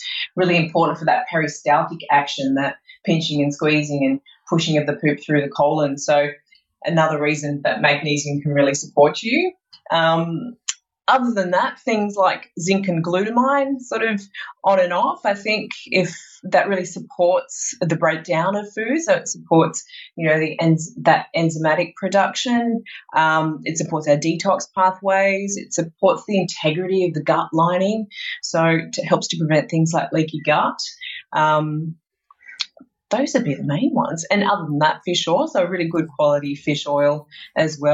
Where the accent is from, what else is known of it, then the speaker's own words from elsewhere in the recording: Sydney, New South Wales, Australia; moved away; I'm originally from Sydney